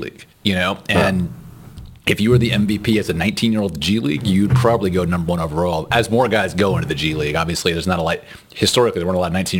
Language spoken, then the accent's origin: English; Houston, Texas, United States; we are from Houston.